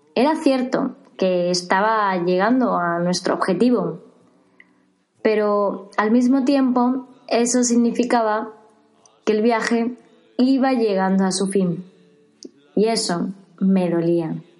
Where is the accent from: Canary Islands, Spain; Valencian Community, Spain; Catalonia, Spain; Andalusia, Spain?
Andalusia, Spain; Seville; Partíamos desde Sevilla, mi ciudad natal